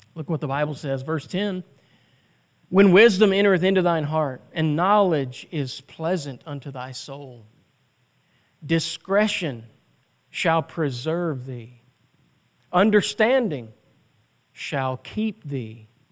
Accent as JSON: {"language": "English", "country": "United States", "said": "as American citizens"}